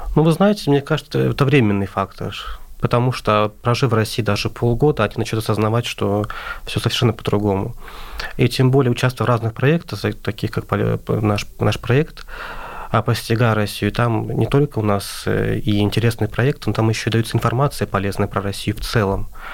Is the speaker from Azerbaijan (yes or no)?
yes; Azerbaijan; moved away as an adult; now in Moscow, Russia